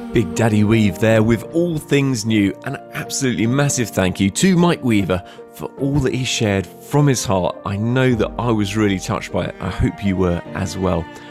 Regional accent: London, United Kingdom; moved away as an adult; now in Bournemouth, United Kingdom; i was born in London, so I'm a Londoner

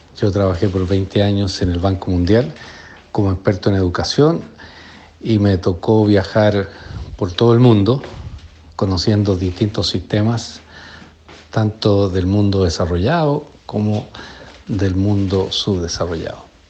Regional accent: Chile; moved away as an adult; now in United States; Me fui de Chile el año 1982 a estudiar educación en la Universidad de Harvard

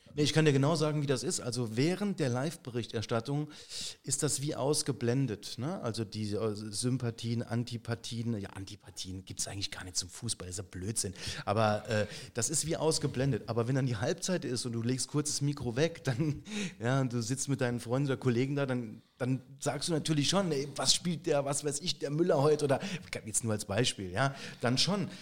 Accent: Saarbrücken, Saarland, Germany; bin ich Saarbrücker, äh, Malstatter

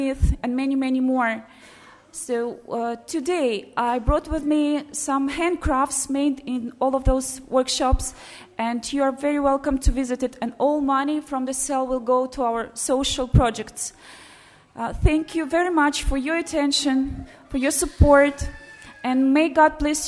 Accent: Belarus; I came from Belarus, from St. Elizabeth Convent

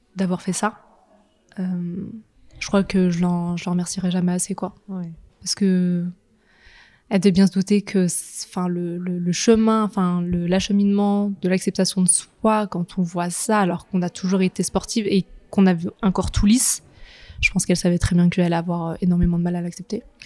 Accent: Nantes, Pays de la Loire, France; je suis de Nantes. j'ai vécu toute ma vie à Nantes.

